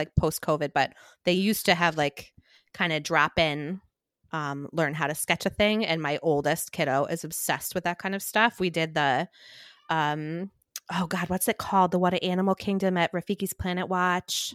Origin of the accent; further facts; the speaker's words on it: Boston, Massachusetts, United States; I am from Boston. We are Catholic.